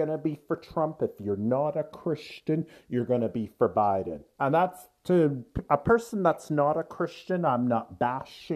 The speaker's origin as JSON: {"language": "English", "country": "Canada", "said": "We are Canadian. You and I are both Canadian. We're in Canada"}